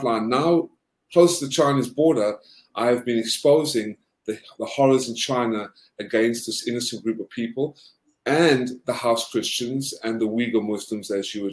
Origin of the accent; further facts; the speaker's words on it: South Africa; also born or lived in Georgia, United States; now in United States; I'm originally South African.